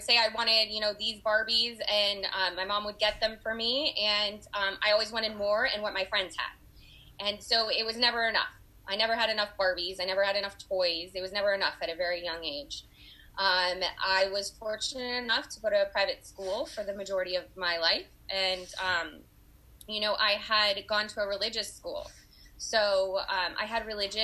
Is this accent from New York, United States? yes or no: no; Los Angeles, California, United States; also born or lived in Oakland, California; I was born and raised in Los Angeles, California